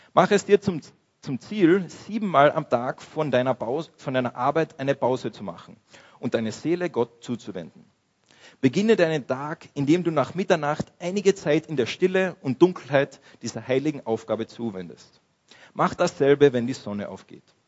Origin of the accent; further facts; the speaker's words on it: Austria; wir als Österreicher, als, als Christen in dieser westlichen Kultur